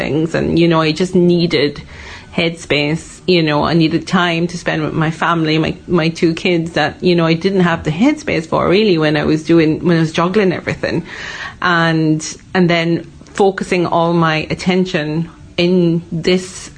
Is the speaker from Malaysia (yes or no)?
yes; Malaysia; moved away as an adult; also born or lived in Dublin, Ireland; now in Donegal, Ireland; I am originally from Malaysia. I was born in Malaysia, went to school in Malaysia, and I first came to Ireland for college.